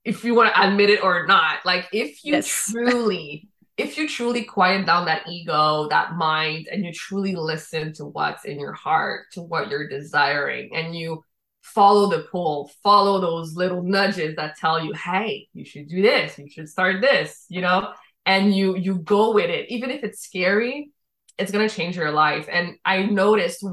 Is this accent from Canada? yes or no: yes; Quebec, Canada; accent: Quebecois French; also born or lived in Dominican Republic; I was born in the Dominican Republic. My father is French Canadian. He met my mom in DR. They made me. I was 1 year old when we came to Quebec.